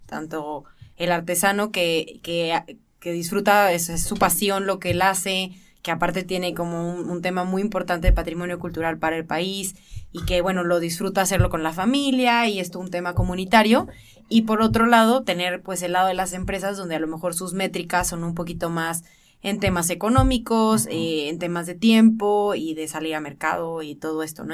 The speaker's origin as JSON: {"language": "Spanish", "town": "Guadalajara", "region": "Jalisco", "country": "Mexico", "said": "soy de aquí de Guadalajara."}